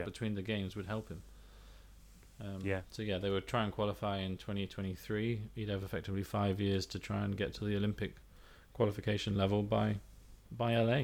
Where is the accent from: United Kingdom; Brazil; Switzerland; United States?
United Kingdom; England; I'm from England